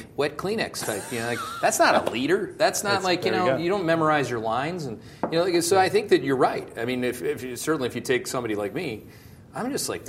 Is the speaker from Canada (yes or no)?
yes; Canada; I'm Canadian.